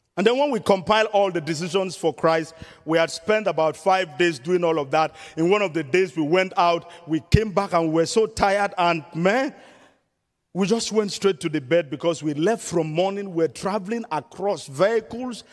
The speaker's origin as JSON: {"language": "English", "region": "southern Nigeria", "country": "Nigeria", "moved": "as an adult", "said": "I was in the southern part of Nigeria"}